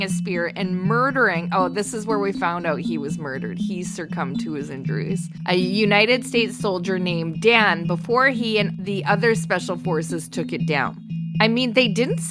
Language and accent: English; Canada; we're Canadian